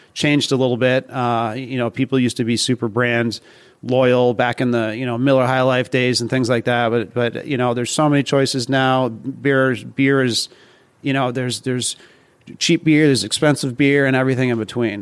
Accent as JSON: {"language": "English", "region": "Vermont", "country": "United States", "also_born_or_lived": "Boston", "moved": "yes", "lives_now": "New York, United States", "said": "I'm originally from Vermont"}